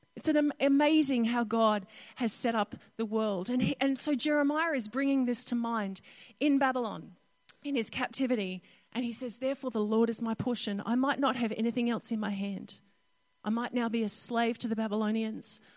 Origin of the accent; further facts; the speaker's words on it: North Queensland, Australia; Growing up in North Queensland